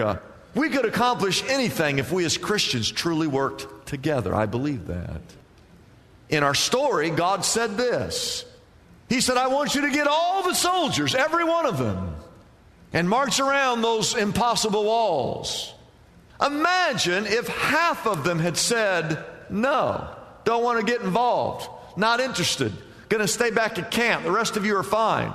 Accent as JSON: {"language": "English", "region": "Midwest", "country": "United States", "tie": "born or raised there", "moved": "yes", "lives_now": "California, United States", "said": "I grew up in the Midwest."}